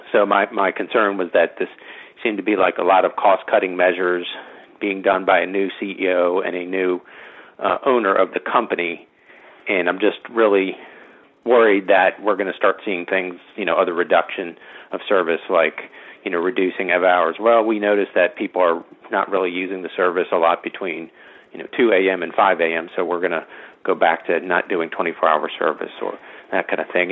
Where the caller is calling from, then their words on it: Virginia, United States; I'm calling from Virginia